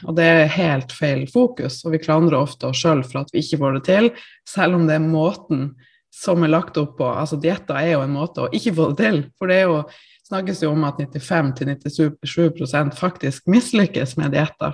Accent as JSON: {"language": "Norwegian", "town": "Tromsø", "region": "Troms", "country": "Norway", "moved": "yes", "lives_now": "Oslo, Norway", "said": "jeg er jo da fra Tromsø opprinnelig."}